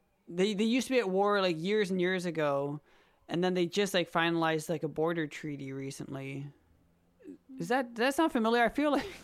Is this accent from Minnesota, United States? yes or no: yes; Minnesota, United States; I'm from Minnesota